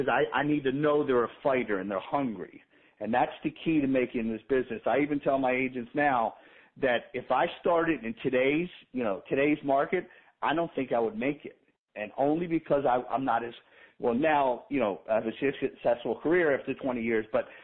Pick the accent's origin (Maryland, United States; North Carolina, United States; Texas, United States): Maryland, United States; Baltimore; moved away as an adult; also born or lived in Boca Raton, Florida; now in Florida, United States; a buddy I grew up with in Baltimore